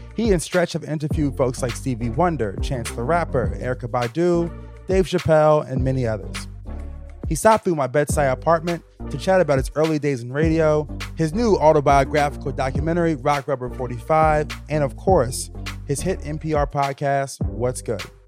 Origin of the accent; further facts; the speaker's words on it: Virginia, United States; me growing up in Virginia as a kid